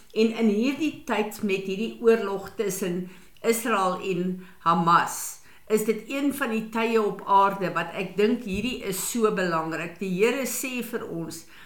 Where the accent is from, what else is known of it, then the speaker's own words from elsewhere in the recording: South Africa; ons as Suid-Afrikaners